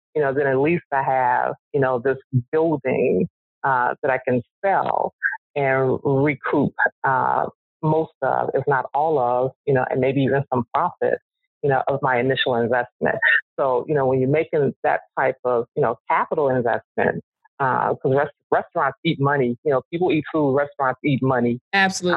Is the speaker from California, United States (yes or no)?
no; Chicago, Illinois, United States; I live on the South Side. I was born and raised on the South Side